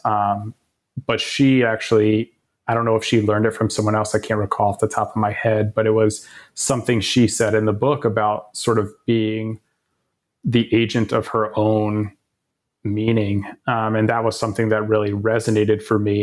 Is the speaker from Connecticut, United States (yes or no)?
no; Tucson, Arizona, United States; moved away; University of Arizona, and it just, just happened to be my, my hometown